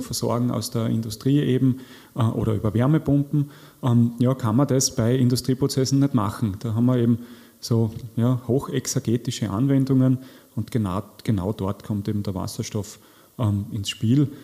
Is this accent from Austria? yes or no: yes; Austria; zu uns passt als Österreicher